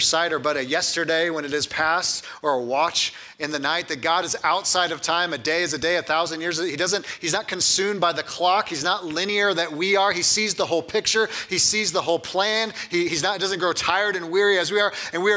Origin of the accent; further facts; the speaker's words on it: California, United States; moved away; I grew up in California